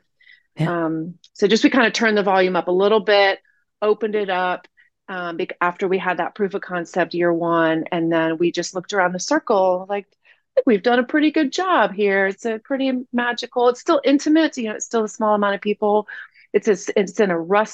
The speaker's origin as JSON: {"language": "English", "town": "Asheville", "region": "North Carolina", "country": "United States", "tie": "born or raised there", "said": "I grew up here in Asheville"}